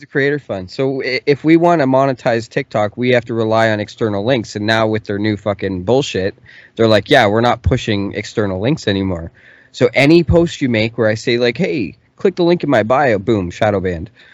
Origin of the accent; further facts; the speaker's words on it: Canada; I'm from Canada